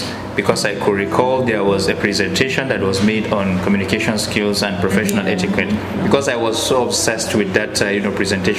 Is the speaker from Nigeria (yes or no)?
yes; Bauchi, Nigeria; I come from Bauchi State, Miss Odomba Federal Constituency.